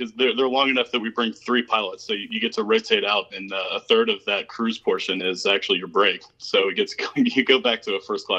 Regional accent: Napa, California, United States; moved away as an adult; now in Atlanta, United States; I was born here in Atlanta, but my dad was a wine salesman. So when I was 10, we actually moved to Napa, California, and kind of grew up out there through high school. And after high school, came back to Atlanta to Georgia Tech.

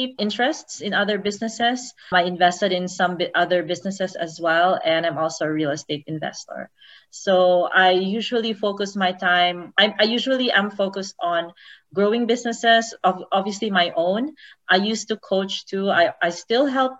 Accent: Davao City, Davao Region, Philippines; moved away as an adult; also born or lived in Cebu; now in Las Vegas, United States; I'm a Davaoenya. I grew up in Davao City. I also spent my high school years in Cebu

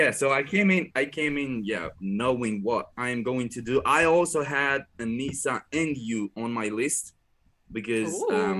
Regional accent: Romania; English is a second language; I'm coming from Romania, from a poor village, and I grew up really happy.

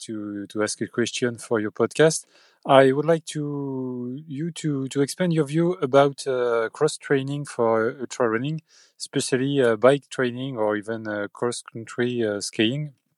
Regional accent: France; from France

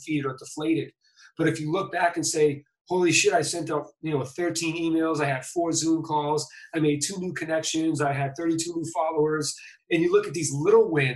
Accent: Boston, Massachusetts, United States; moved away; I'm from Boston.

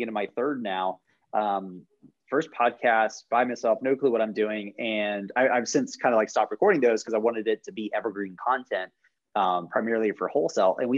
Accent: Jacksonville, Florida, United States; moved away; originally from Jacksonville, Florida, so like Northeast Florida

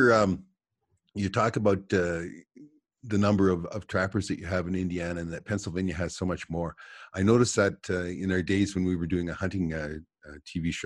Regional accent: Alberta, Canada; I'm from Alberta

